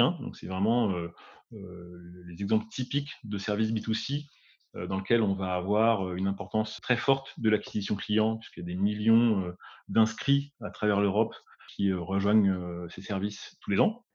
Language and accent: French; Paris region, Île-de-France, France; Je suis originaire de la région parisienne, donc euh, de la banlieue parisienne même